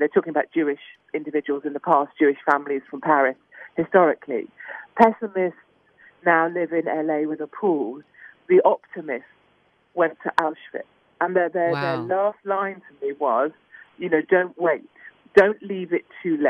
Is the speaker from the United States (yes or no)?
no; United Kingdom; I'm terribly British about these things